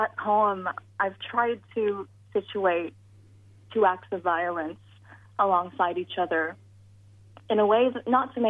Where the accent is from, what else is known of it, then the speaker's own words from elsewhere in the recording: Philippines; particularly as a woman, particularly as a Filipino woman.